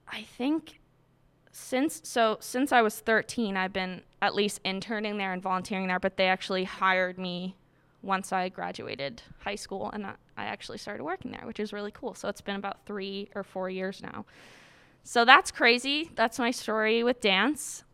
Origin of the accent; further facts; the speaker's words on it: Quincy, Massachusetts, United States; I'm from Quincy, Massachusetts